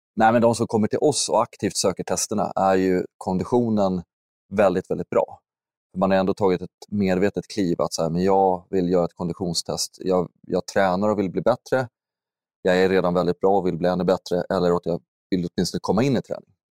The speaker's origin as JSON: {"language": "Swedish", "town": "Huddinge", "region": "Stockholm County", "country": "Sweden", "tie": "born or raised there", "also_born_or_lived": "Täby", "said": "jag är ursprungligen uppvuxen i Stockholm, eller strax söder om Stockholm, Huddinge, söderorten."}